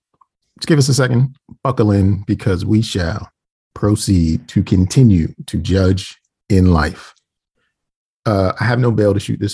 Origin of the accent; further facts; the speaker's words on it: Baltimore, Maryland, United States; I can't even say it like I'm from Baltimore anymore.